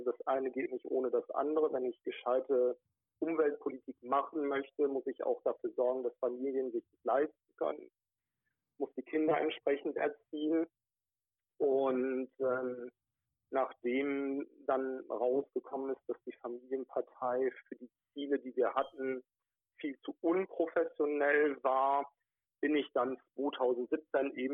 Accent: North Rhine-Westphalia, Germany; Genau, ich komme aus der Nähe von Wuppertal gebürtig, bin da groß geworden, habe dort meine ersten politischen Erfahrungen gesammelt

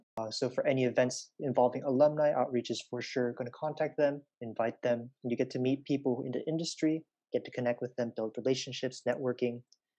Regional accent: Bandung, West Java, Indonesia; now in Berkeley, United States; I come from Bandung, Indonesia.

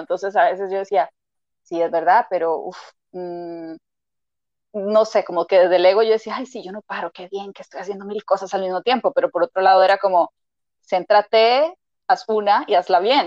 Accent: Costa Rica; moved away as an adult; now in Madrid, Spain; soy de Costa Rica, por eso la R, ¿verdad? Y el acento siempre digo la gente que es bastante peculiar

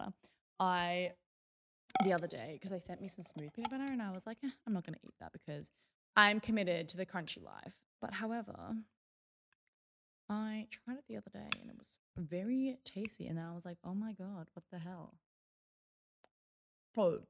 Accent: Melbourne, Victoria, Australia; I grew up in Box Hill North in Melbourne.

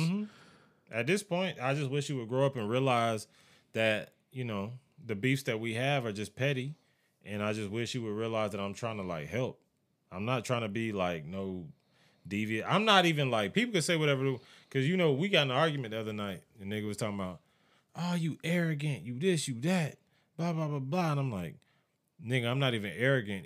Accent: United States; As an American

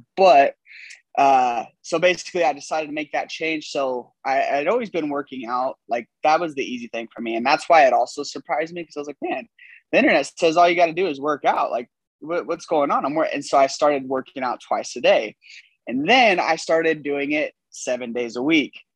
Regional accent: California, United States; moved away as an adult; now in Texas, United States; i'm in texas because i'm originally from california um, came here on a football scholarship

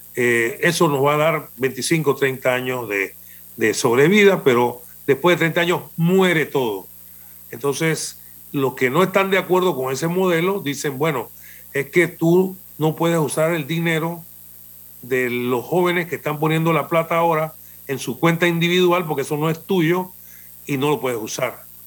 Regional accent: Panama; nosotros somos panameños y tenemos una idiosincrasia distinta de los otros países

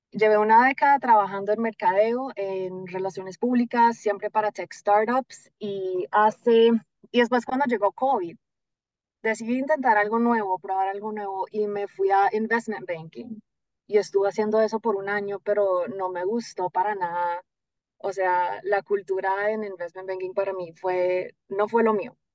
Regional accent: Florida, United States; accent: Colombian; yo nací acá en la Florida, yo vivo en el sur de la Florida, como una hora al norte de Miami, nací acá.

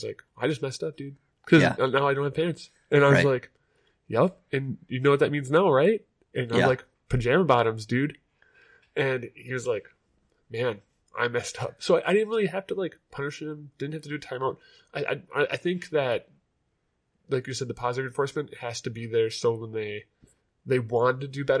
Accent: Wapakoneta, Ohio, United States

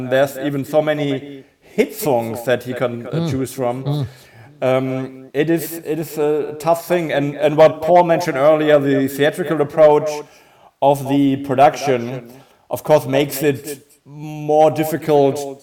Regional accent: Munich, Bavaria, Germany; in my hometown in Munich

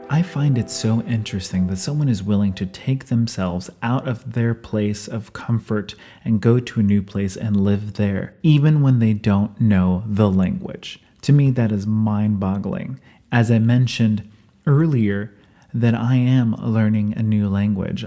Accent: United States; accent: American; moved away as an adult; now in New Zealand; I was American, not just by my accent

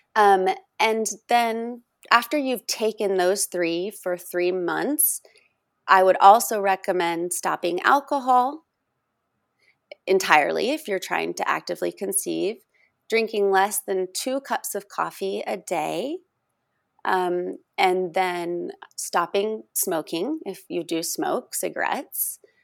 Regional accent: Oregon, United States; moved away; also born or lived in Texas; Oregon, my home state

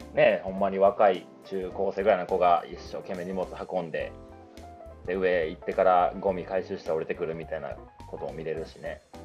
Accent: Japan; 日本で生まれてさ

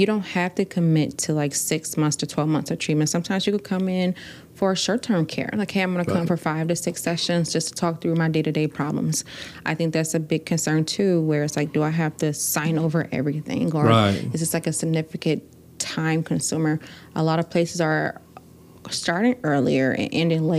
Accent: Milwaukee, Wisconsin, United States; growing up in Milwaukee. I grew up on the north side

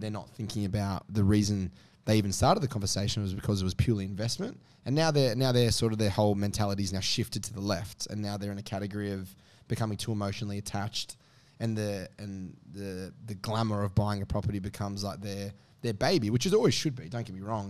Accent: Sydney, New South Wales, Australia; I grew up in the Northwest

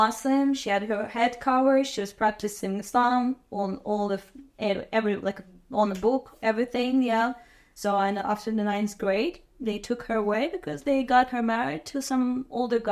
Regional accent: Azerbaijan; moved away as an adult; I'm from Azerbaijan, and I was born in 1994

